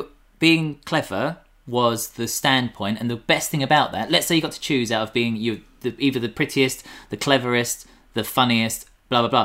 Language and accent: English; United Kingdom; we're British